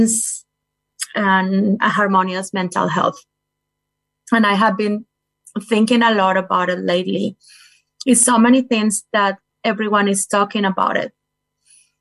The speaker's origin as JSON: {"language": "English", "country": "Colombia", "tie": "born or raised there", "also_born_or_lived": "Florida, United States", "moved": "as an adult", "lives_now": "Invercargill, New Zealand", "said": "I was born in Colombia. I lived there until my late 20s. Then I moved to the United States."}